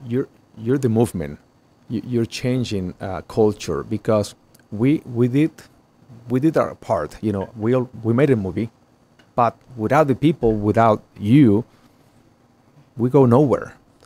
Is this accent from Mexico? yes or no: yes; Mexico; And, I'm from Mexico. I'm Catholic. I believe in the power of prayer.